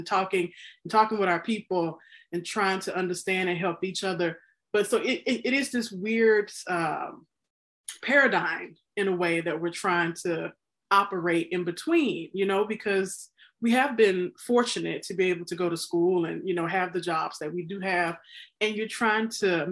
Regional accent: Mississippi, United States; growing up in Mississippi, where I did

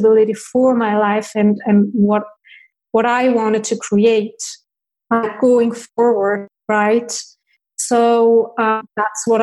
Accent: Switzerland; I was born in Switzerland and I have 5 siblings, 4 sisters and 1 brother

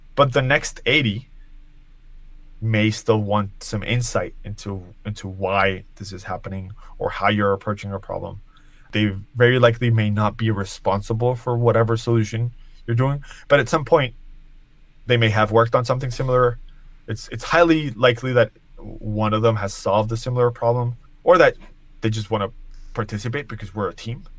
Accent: Colombia; now in New York, United States; I live in New York. I was born in Colombia

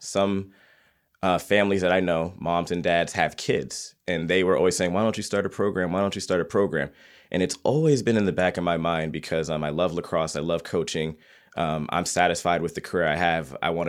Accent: East Coast, United States; Yeah, well, you know, it's because I grew up on the East Coast, so you see it a lot.

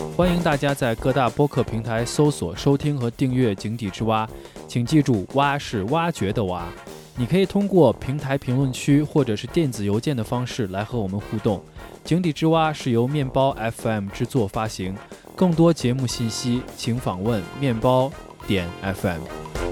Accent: Xi'an, Shaanxi, China; 因为我是西安人嘛

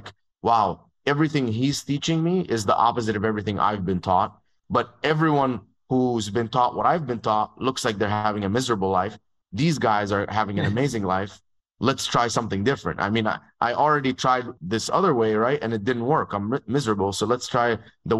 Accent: Dubai, United Arab Emirates; moved away as an adult; also born or lived in Egypt; now in United States; I grew up in Dubai. So I was born in Egypt. And when I was 2.5 years old, my dad and my mom moved to Dubai. And that's where I grew up

